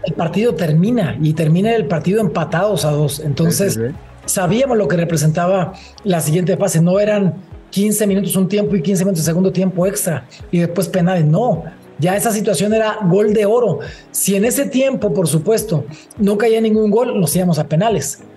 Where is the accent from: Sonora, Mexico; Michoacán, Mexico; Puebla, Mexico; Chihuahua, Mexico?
Michoacán, Mexico; Uruapan; moved away as an adult; also born or lived in Mexico City / Veracruz; yo me formé eh, fue en Uruapan. Yo soy de Uruapan, Michoacán